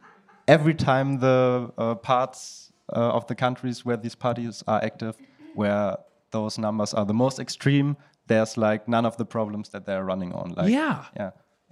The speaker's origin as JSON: {"language": "English", "country": "Germany", "accent": "German", "second_language": "English"}